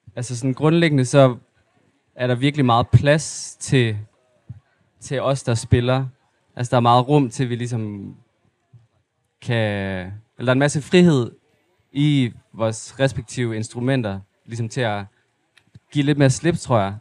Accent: Aarhus, Central Denmark Region, Denmark; also born or lived in Mols / Ugelbølle; jeg er sådan lidt halv fra Aarhus, og så har jeg også boet meget af mit liv ude på Mols.

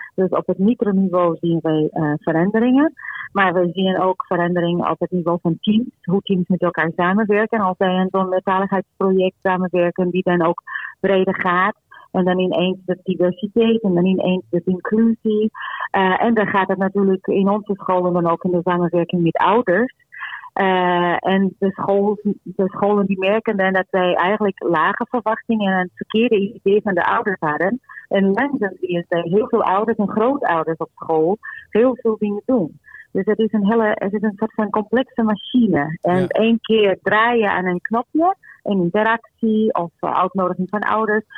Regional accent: Portugal; now in Netherlands; ik kom uit Portugal, wij spreken Portugees met elkaar

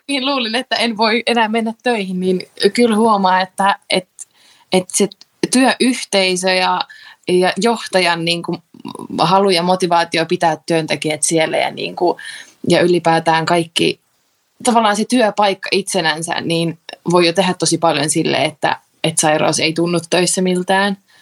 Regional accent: Tampere, Pirkanmaa, Finland; mä oon Tampereelta

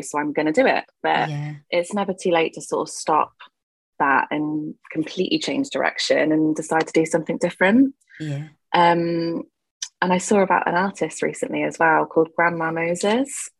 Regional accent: Gloucestershire, South West England, United Kingdom; I am from Gloucestershire.

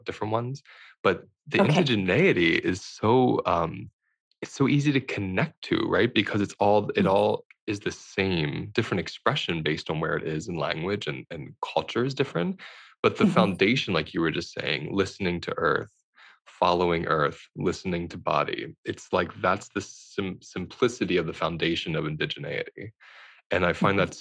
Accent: United States; in America, growing up in America

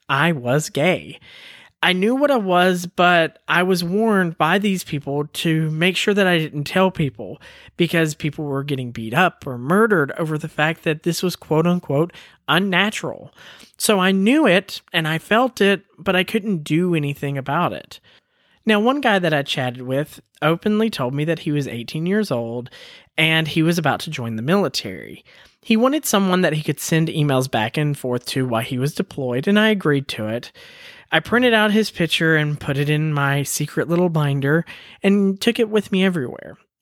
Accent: Woodbury, Tennessee, United States; moved away; also born or lived in Colorado; I was born on a military base in Colorado, and then my dad moved us back home to Woodbury, Tennessee

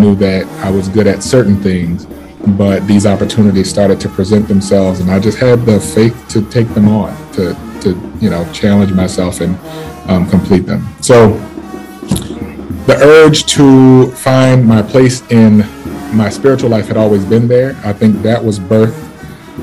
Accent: New Orleans, Louisiana, United States; born and raised in the Irish Channel

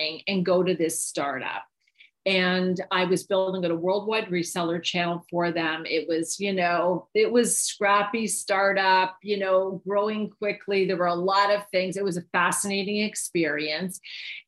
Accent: Canada; moved away as an adult; now in United States; I'm from Canada

